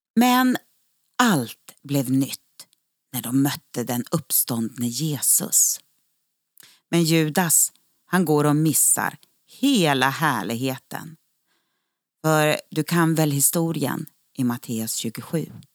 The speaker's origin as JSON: {"language": "Swedish", "town": "Örnsköldsvik", "region": "Västernorrland County", "country": "Sweden", "said": "den eh, väckelsebygd som jag kommer ifrån, ifrån Örnsköldsvik."}